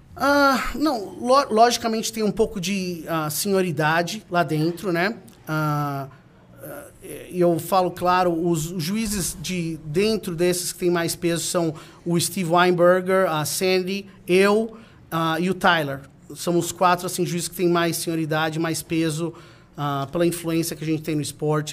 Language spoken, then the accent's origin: Portuguese; Brazil